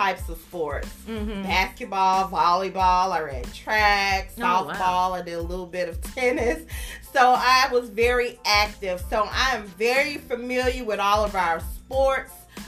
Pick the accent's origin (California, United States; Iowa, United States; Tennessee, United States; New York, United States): Tennessee, United States; Memphis; I am a native Memphian all my life. I grew up in South Memphis